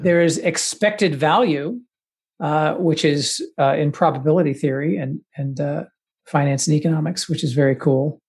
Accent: the South, United States; I grew up in the South

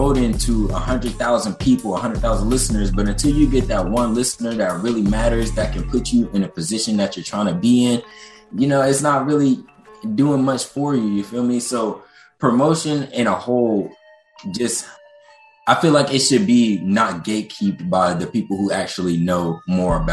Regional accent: Fayetteville, North Carolina, United States; also born or lived in Brooklyn, New York; now in Washington, United States; I was born in Brooklyn, New York, but I was raised in Fayetteville, North Carolina

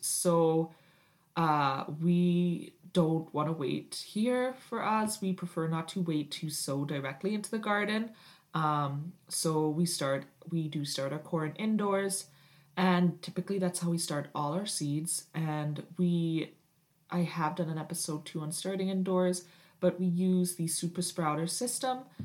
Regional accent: United Kingdom; now in Canada; I am Canadian, but I did grow up in Britain

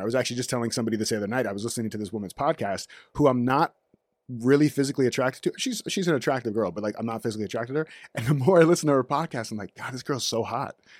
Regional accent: Orlando, Florida, United States; moved away as an adult; also born or lived in North Miami Beach / Raleigh, North Carolina; now in Los Angeles, United States; Originally from North Miami Beach, moved to Orlando when I was two, not by myself, like, the family moved to Orlando when I was two.

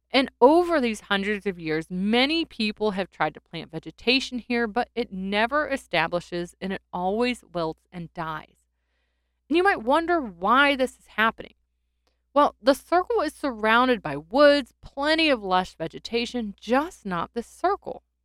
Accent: North Carolina, United States; my home state of North Carolina

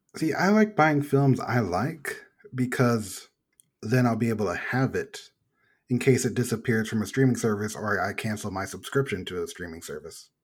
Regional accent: Texas, United States; I'm from Texas.

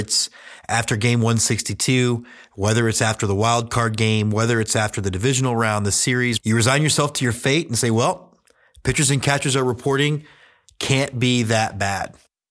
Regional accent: Houston, Texas, United States; I grew up in Houston, Texas, did not know anything about minor league baseball. I'm 44

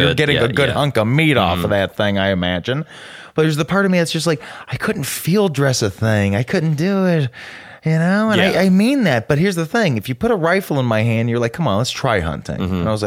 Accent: the South, United States; I grew up in the South, just like you, of course, you know, maybe not as hardcore as you did. You know, I didn't retain the accent.

